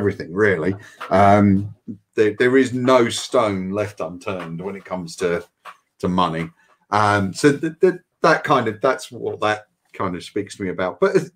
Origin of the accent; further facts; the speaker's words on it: United Kingdom; as a British person